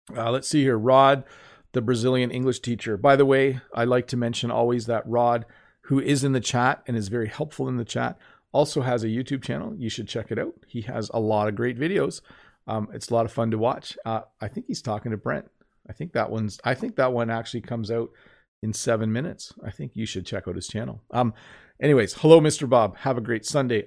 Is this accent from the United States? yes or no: no; Canada; I'm Canadian